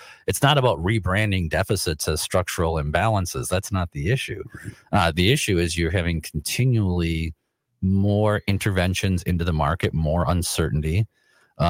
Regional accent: Rosemount, Minnesota, United States; also born or lived in St. Paul, Minnesota; when I was a kid, we moved out to the Bermuda Triangle of the South Metro, right, where Lakeville, Apple Valley, and Rosemont all meet.

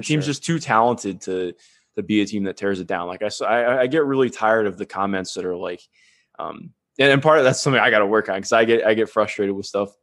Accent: Cleveland, Ohio, United States; growing up in Cleveland

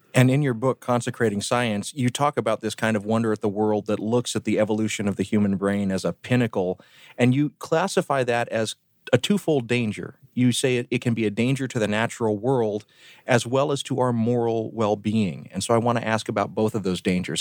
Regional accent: the South, United States; moved away; where I grew up down in the South

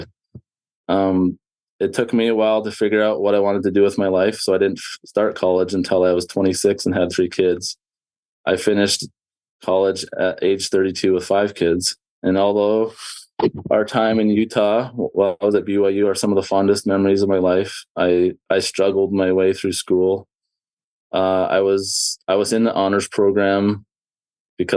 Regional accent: Southern Alberta, Canada; I grew up in Southern Alberta, Canada

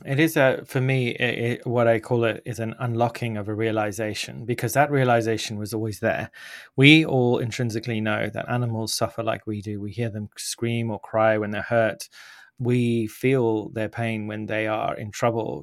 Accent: Zimbabwe; I grew up in Zimbabwe

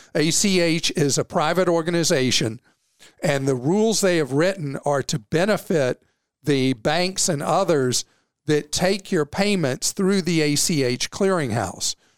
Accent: the South, United States; I'm a Southerner

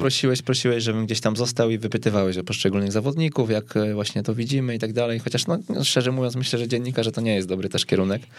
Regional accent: Kępno, Greater Poland, Poland; pochodzę z Kępna

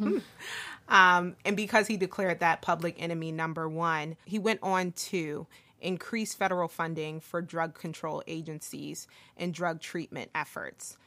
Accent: Philadelphia, Pennsylvania, United States; I grew up in Northern Liberties in the 90s

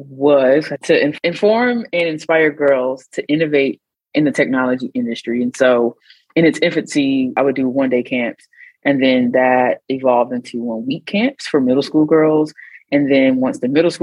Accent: North Carolina, United States; moved away as an adult; also born or lived in Oakland; I grew up in North Carolina

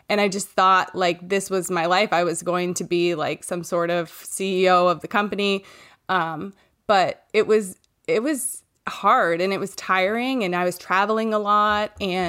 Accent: Maine, United States; I'm from Maine and I live here with my husband, Ross

